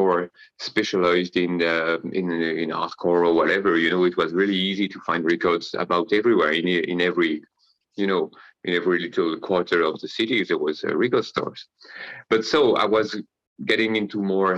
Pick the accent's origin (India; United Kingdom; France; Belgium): France; Paris, Île-de-France; I'm living currently in Paris, in France. I was born in Paris 47 years ago.